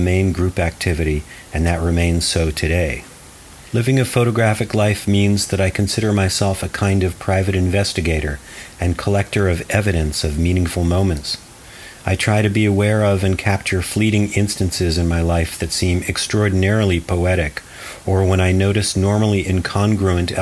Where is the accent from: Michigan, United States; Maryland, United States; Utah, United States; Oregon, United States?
Oregon, United States; Portland; also born or lived in Arizona; I made portraits of night performers in my hometown of Portland, Oregon